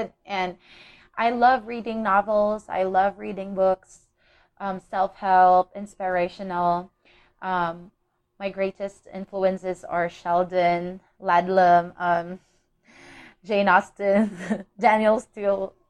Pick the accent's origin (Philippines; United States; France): Philippines; I'm from the Philippines